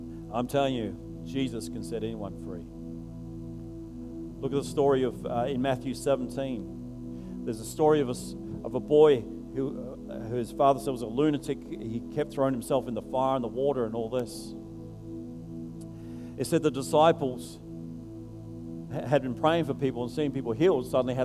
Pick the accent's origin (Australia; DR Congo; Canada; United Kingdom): United Kingdom; England; moved away; when I grew up in England